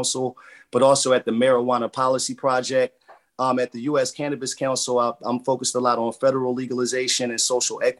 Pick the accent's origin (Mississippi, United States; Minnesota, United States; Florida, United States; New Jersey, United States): New Jersey, United States; here in New Jersey, I just applied for a license to have a dispensary here in my hometown